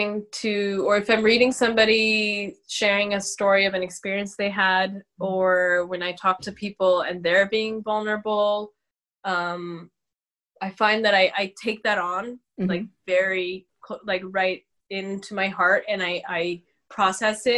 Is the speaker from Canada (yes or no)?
yes; Canada; I'm from here. I'm Canadian.